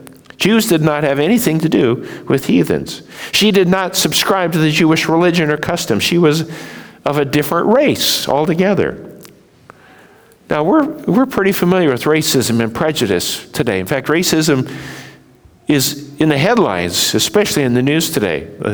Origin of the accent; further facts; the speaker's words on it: Japan; When I was raised in Japan, we saw the prejudice of Japanese against Koreans.